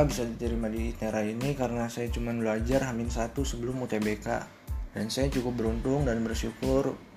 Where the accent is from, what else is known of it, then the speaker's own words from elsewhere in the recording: Jakarta, Indonesia; Asal saya dari Jakarta